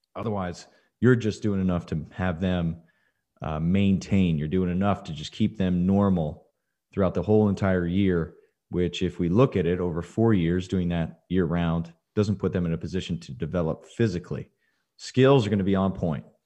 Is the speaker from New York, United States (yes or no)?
no; Dripping Springs, Texas, United States; my hometown, Dripping Springs